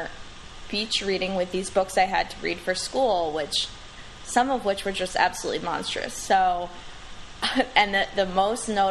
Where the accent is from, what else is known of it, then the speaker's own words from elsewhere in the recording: New Jersey, United States; I am from New Jersey